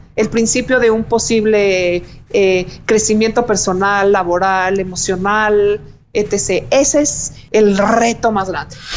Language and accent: Spanish; Mexico; como mexicanos